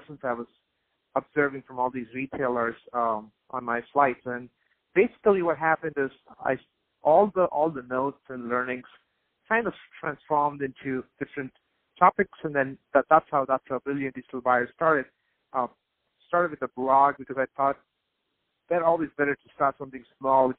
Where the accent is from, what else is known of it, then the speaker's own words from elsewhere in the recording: India; I grew up in India